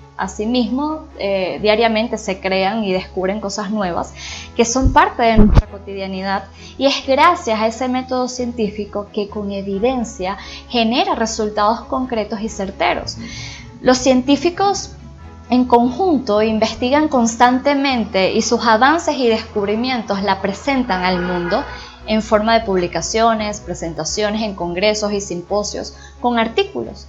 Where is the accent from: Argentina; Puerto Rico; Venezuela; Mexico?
Venezuela; Inicialmente soy venezolana